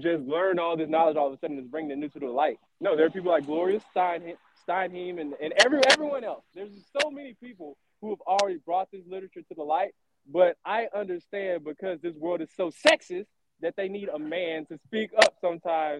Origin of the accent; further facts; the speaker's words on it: the South, United States; I'm from the South, and I am a Southern gentleman, and I'm from the South